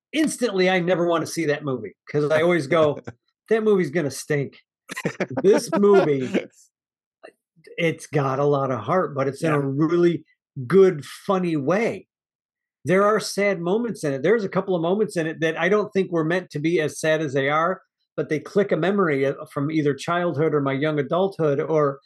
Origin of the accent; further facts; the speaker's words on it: Midwest, United States; I grew up in the Midwest